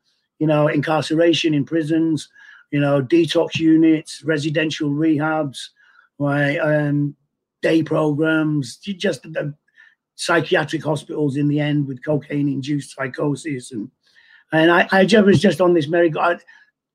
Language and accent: English; Manchester, North West England, United Kingdom; I was born in Manchester, 1957